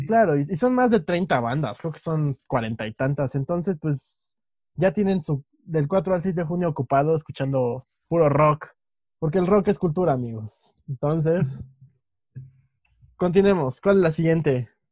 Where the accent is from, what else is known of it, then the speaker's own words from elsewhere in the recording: Mexico; somos dos chicos mexicanos que viven en un país